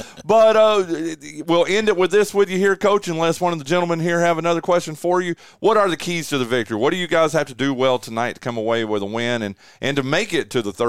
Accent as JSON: {"language": "English", "town": "Shelby", "region": "North Carolina", "country": "United States", "said": "Yeah, the neat thing is I came from Western North Carolina. People know I came from Shelby and Cleveland County and Gaston County and all that."}